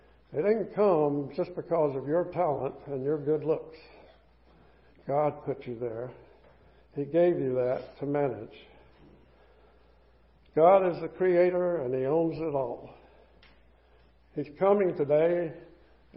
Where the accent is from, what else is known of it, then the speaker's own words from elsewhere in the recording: the South, United States; Growing up in the South